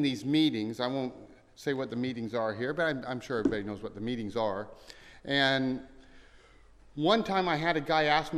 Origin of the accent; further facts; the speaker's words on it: Marysville, Kansas, United States; moved away as an adult; also born or lived in California; now in Manaus, Brazil; I grew up in Marysville, Kansas.